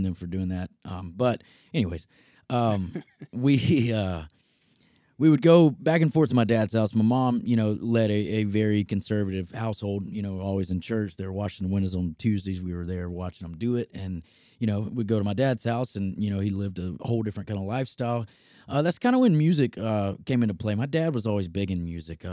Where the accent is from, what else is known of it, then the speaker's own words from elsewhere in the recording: Selma, Alabama, United States; also born or lived in Jackson, Alabama; now in Nashville, United States; So I grew up in a small town in Alabama, Selma, Alabama, actually a pretty historic town